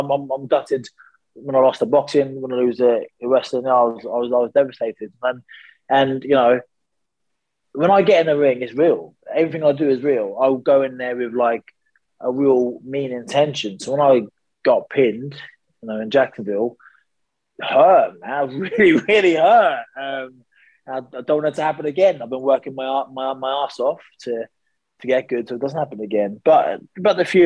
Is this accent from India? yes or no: no; United Kingdom; I'm a very proud Brit